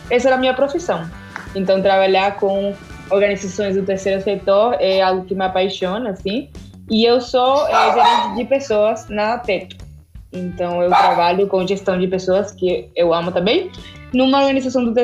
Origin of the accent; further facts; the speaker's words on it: Argentina; Portuguese is a second language; moved away as an adult; now in Brazil; é, eu sou da Argentina, tenho 27 anos, cheguei no Brasil faz dois anos que eu tô aqui.